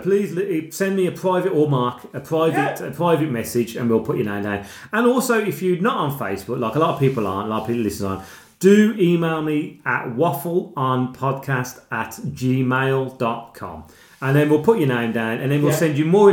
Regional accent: Birmingham, West Midlands, United Kingdom; We're from Birmingham

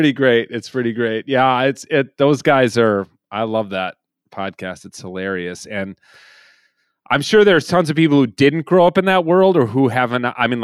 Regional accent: Minnesota, United States; I grew up in Minnesota

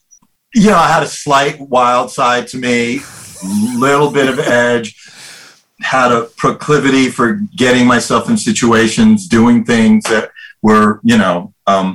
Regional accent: New York City, New York, United States; moved away as an adult; we were living on the Upper West Side

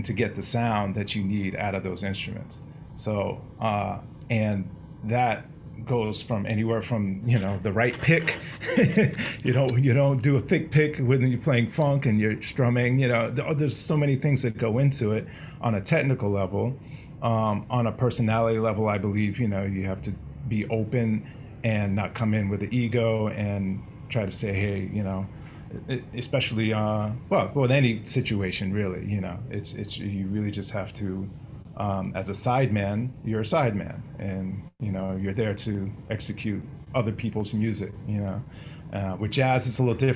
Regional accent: Boston, Massachusetts, United States; I grew up in the Boston area

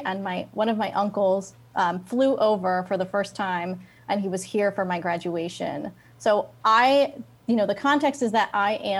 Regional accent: the South, United States; now in Chicago, United States; given that I am born and raised in the South. Who knew I would end up like working with the Puerto Rican community in Chicago?

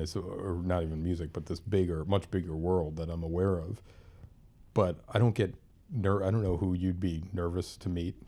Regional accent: Lynn, Massachusetts, United States; born or raised there; also born or lived in Pennsylvania

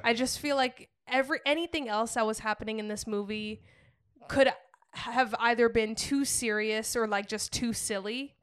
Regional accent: New England, United States; growing up in New England

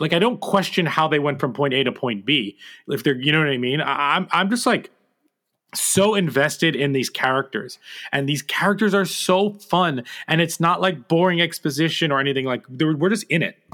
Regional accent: New Jersey, United States; I'm from New Jersey

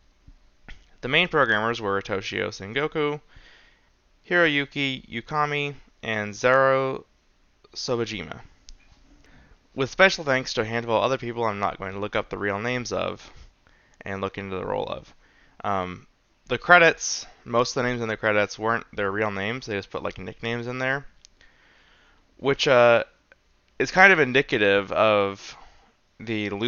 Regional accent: United States; I'm a American white guy

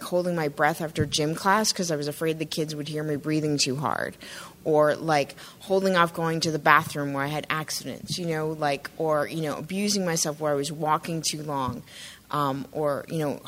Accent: Arizona, United States; moved away; I grew up largely in Arizona

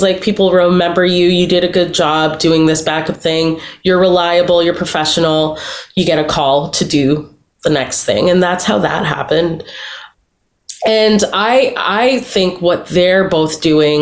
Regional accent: Toronto, Ontario, Canada; I'm a Toronto girl through and through, not even Toronto. Like, I'm from Scarborough. I feel like such a connection to the place that raised me

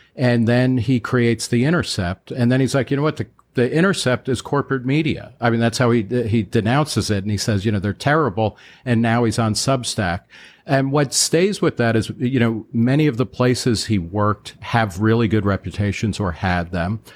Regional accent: Middletown, New Jersey, United States; I grew up lower middle class in Middletown, New Jersey, which is about fifty miles outside of New York

